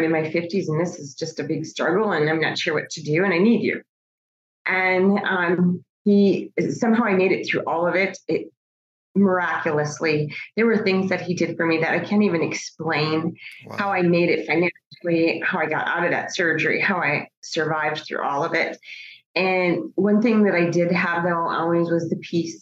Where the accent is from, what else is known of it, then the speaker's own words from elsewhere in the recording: Bismarck, North Dakota, United States; moved away as an adult; also born or lived in Virginia; now in Phoenix, United States; originally I grew up in Bismarck, North Dakota, and I lived in Virginia in the DC area for most of my adult life.